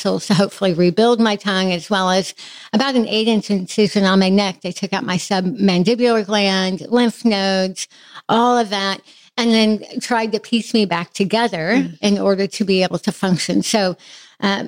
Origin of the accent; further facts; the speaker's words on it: Midwest, United States; I have a really solid, fairly typical childhood of faith, growing up in the Midwest